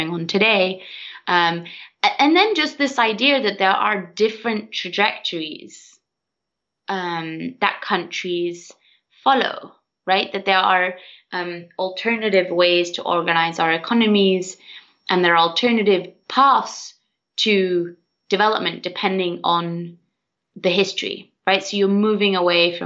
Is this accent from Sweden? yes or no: yes; Sweden; I'm from Sweden